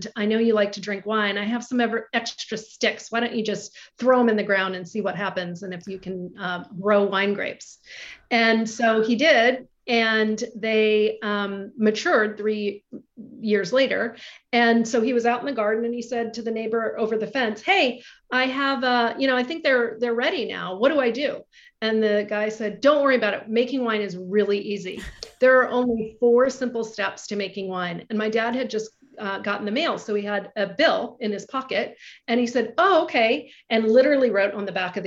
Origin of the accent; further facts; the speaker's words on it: Oregon, United States; also born or lived in Hawaii; I was born and raised in Hawaii until I was 5 years old and then we came to Oregon